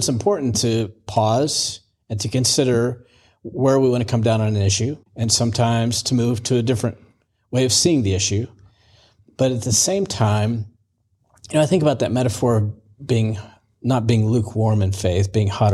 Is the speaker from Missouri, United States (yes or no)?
yes; Missouri, United States; moved away; also born or lived in Virginia; I grew up in Missouri, moved to Virginia